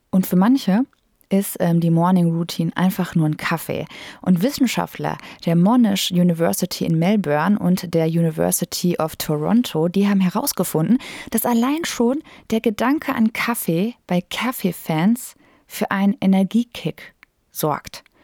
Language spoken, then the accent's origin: German; North Rhine-Westphalia, Germany; now in Bochum, Germany; Ich komme aus der Nähe von Detmold, aus einem sehr kleinen Dörfchen mit ungefähr 1800 Einwohnern.